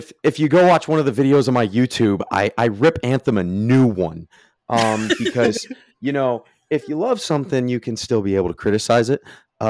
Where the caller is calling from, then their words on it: Jacksonville, North Carolina, United States; I am joining you from Jacksonville, North Carolina.